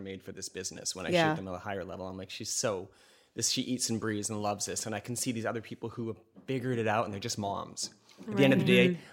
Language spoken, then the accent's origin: English; Vancouver, British Columbia, Canada; also born or lived in New York; now in Los Angeles, United States; I am from Vancouver originally